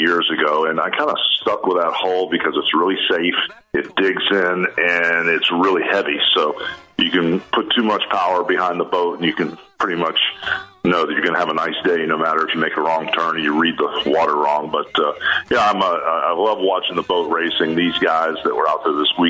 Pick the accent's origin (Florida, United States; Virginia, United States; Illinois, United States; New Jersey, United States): Florida, United States; Tampa; also born or lived in Augusta, Georgia / Atlanta / New York / Connecticut; now in Clearwater, United States; I grew up in South Tampa over where McDillon-Gandy intersect